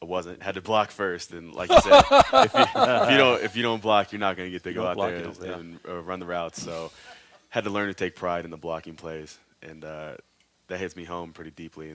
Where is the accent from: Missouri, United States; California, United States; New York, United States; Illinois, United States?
Missouri, United States; moved away; I'm from Missouri